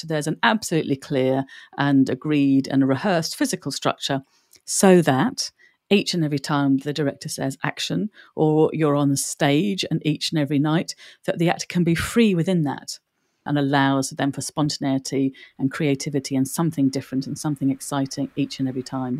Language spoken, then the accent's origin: English; Bromley, London, United Kingdom; also born or lived in Ireland; They settled in Bromley. So I was born in Bromley